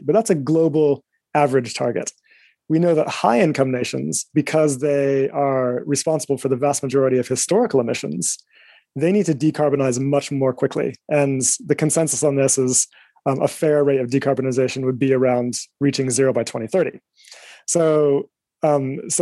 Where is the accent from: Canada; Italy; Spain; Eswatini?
Eswatini; also born or lived in United States; now in London, United Kingdom; I am originally from Eswatini, a small country in Southern Africa.